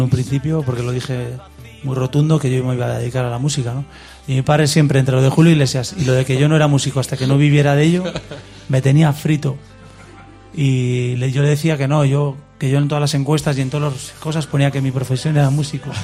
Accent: Reinosa, Cantabria, Spain; also born or lived in Santander; yo nací en Reynosa

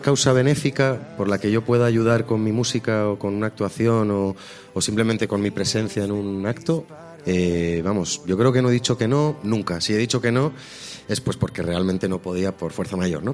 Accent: Basque Country, Spain; como buen vasco

